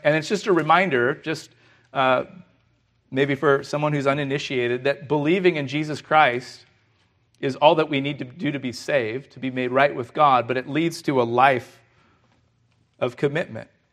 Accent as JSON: {"language": "English", "region": "California", "country": "United States", "said": "We're from California"}